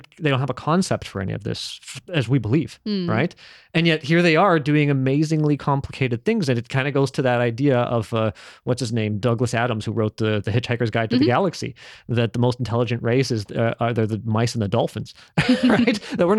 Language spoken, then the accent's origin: English; Philippines; So as a Filipino, we have this belief that if you see someone without a head, their soul is starting to go.